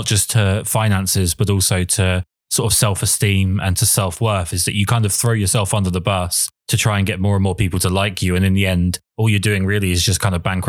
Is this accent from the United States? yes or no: no; England, United Kingdom; I mean, not to stick on the negative, but I am English and we are perpetually miserable.